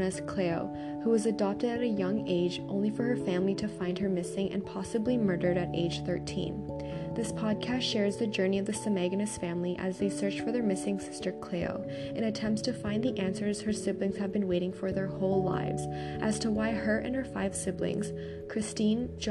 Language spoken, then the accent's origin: English; Toronto, Ontario, Canada; born and raised in Canada under the Toronto Purchase Treaty 13